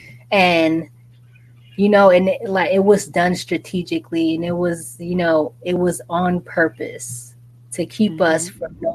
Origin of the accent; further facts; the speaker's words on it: New York City, New York, United States; I'm from Brooklyn, New York, and you know, right there on Caden Ocean